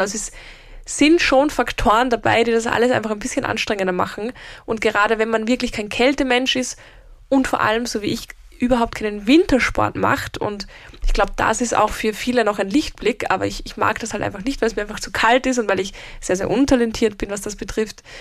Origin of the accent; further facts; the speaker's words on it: Austria; bei uns in Österreich